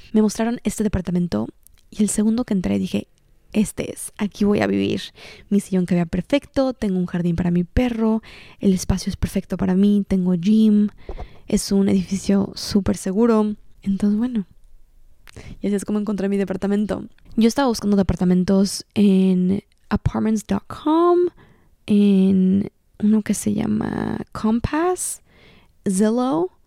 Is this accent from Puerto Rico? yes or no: no; Cancún, Quintana Roo, Mexico; moved away as an adult; also born or lived in Mexico City; now in Los Angeles, United States; Soy originalmente de Cancún, México, pero actualmente vivo en Los Ángeles, California